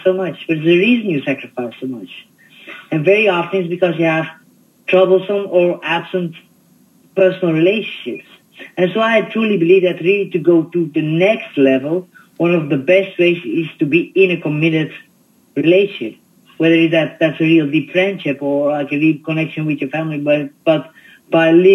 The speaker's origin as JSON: {"language": "English", "country": "Belgium", "tie": "born or raised there", "said": "I was born in Belgium"}